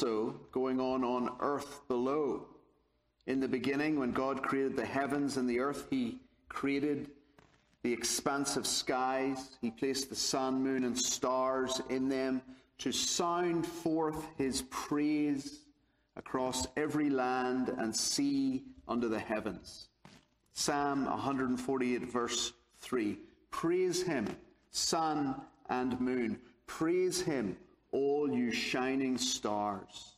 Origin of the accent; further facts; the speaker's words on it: Belfast, Northern Ireland, United Kingdom; I'm from Belfast, Northern Ireland, so hence the accent.